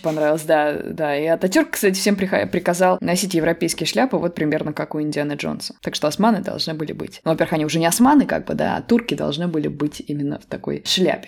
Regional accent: Samara, Samara Oblast, Russia; у нас в Самаре

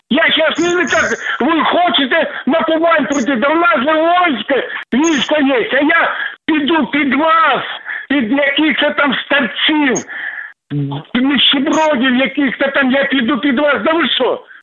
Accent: Krasnodar Krai, Russia; Я родовой кубанский казак. Все мои пращури були з Хортиці.

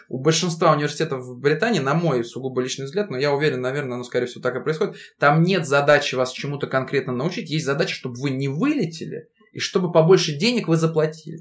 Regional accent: Russia; also born or lived in United Kingdom; это моя родина, у меня здесь семья, у меня здесь э, родители, здесь моя девушка, здесь мой родной город

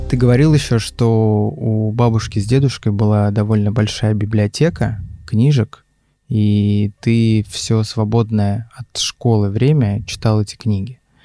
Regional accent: Chukotka Autonomous Okrug, Russia; also born or lived in Ufa, Bashkortostan; now in Moscow, Russia; как я, например, который родился в Уфе, но при этом вырос на Чукотке

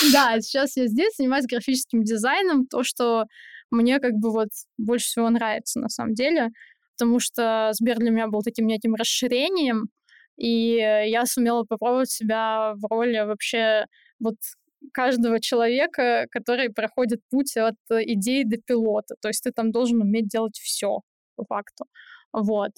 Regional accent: Saint Petersburg, Russia; moved away as an adult; now in Moscow, Russia; я из Питера

